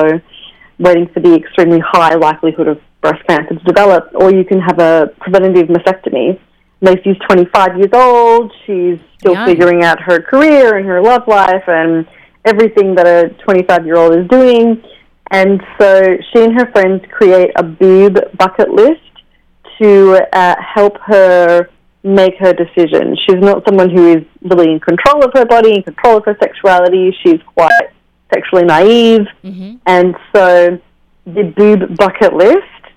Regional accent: Australia; now in New York City, United States; I'm Australian. I'm from Australia, but I live in New York City now.

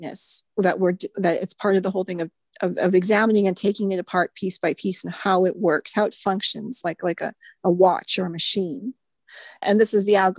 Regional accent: United States; an American, someone raised in and educated in the Judeo-Christian

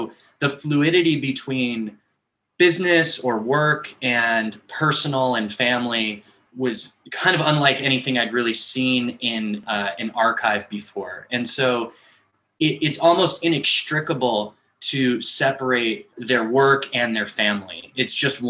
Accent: Los Angeles, California, United States; I'm from Los Angeles

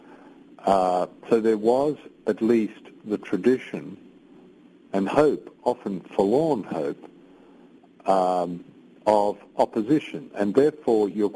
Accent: Australia; now in United Kingdom; I was born and brought up in Australia

